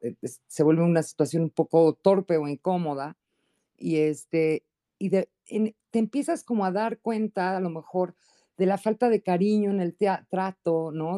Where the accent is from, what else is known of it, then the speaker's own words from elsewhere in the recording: Mexico; Yo soy mexicana